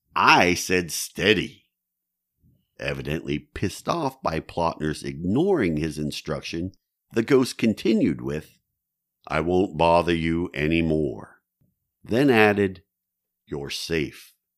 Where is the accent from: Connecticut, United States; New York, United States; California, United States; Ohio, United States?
Ohio, United States; New Philadelphia; the town of New Philadelphia, Ohio, my hometown